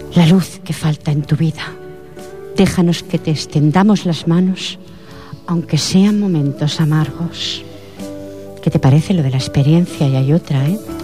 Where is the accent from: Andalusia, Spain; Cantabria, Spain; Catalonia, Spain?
Catalonia, Spain; soy de aquí.